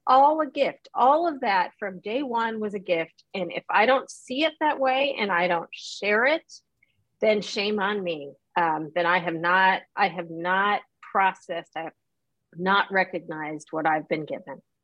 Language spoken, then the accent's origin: English; Chicago, Illinois, United States; also born or lived in Saigon, Vietnam; I grew up in the Chicagoland area